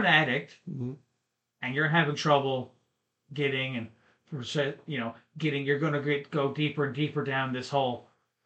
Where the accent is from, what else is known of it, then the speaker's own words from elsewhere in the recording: Canada; We're Canadian